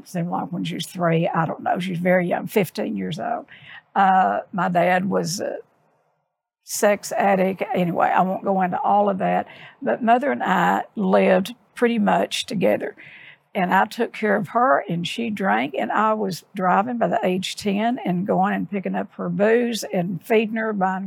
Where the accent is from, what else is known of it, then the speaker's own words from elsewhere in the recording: Odessa, Texas, United States; I grew up in Odessa